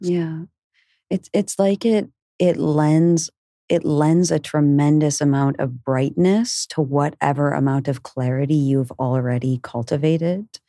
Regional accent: Canada; moved away as an adult; also born or lived in Peruvian Amazon; I'm from Canada. Um, from the time I was a young, young child, I had a deep resonance with the way of, you know, the Lakota and where I was born in Canada

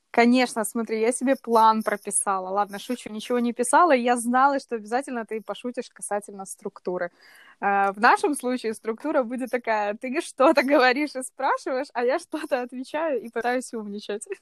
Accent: Kyiv, Ukraine; я родилась в Киеве, живу в Киеве здесь уже вот свои прекрасные 28 лет

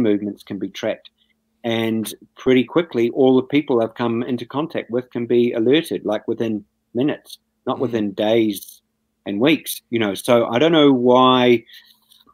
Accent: New Zealand; As a New Zealander

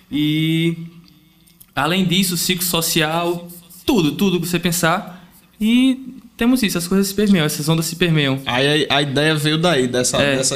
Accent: Santana dos Garrotes, Paraíba, Brazil; E temos eu e João Paulo, que nós somos do Vale do Piancó, no sertão. Eu sou da cidade de Santana dos Garrotes e ele de Garaci.

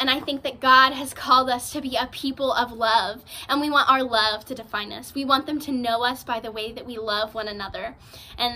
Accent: San Marcos, Texas, United States; I am from San Marcos, Texas

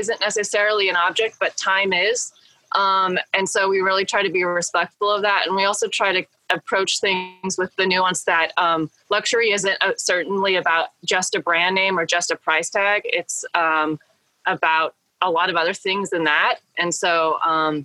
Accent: Bend, Oregon, United States; born or raised there; moved away as an adult; also born or lived in Eugene, Oregon / Texas / New York

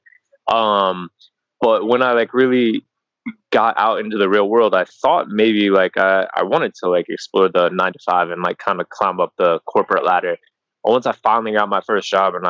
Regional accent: Carbondale, Colorado, United States; moved away as an adult; also born or lived in South Korea / Medellin, Colombia / Sri Lanka / Barcelona; now in Bali, Indonesia; I'm originally from Colorado. I grew up in a small town called Carbondale, which is near Aspen

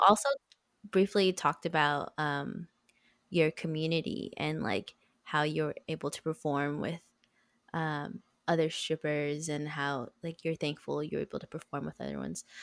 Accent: United States; as an American in like a Western culture

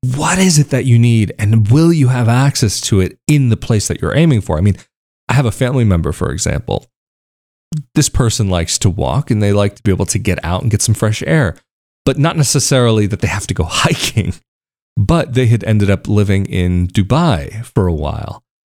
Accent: United States; moved away as an adult; growing up in the States

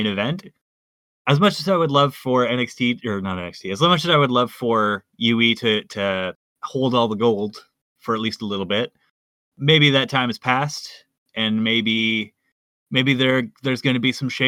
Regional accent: Winnipeg, Manitoba, Canada; Growing up in Manitoba

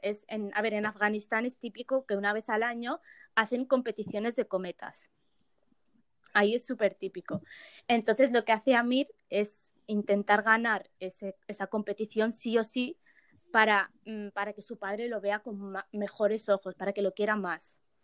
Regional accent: Morocco; now in Spain; yo soy de Marruecos

